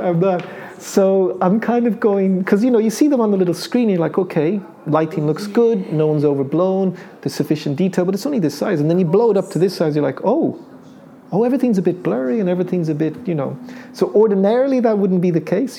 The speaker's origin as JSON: {"language": "English", "country": "Ireland", "tie": "born or raised there", "also_born_or_lived": "United Kingdom", "accent": "Irish", "said": "we moved off to the UK for three years, which was kind of like a, a formative period. Then went back to Ireland"}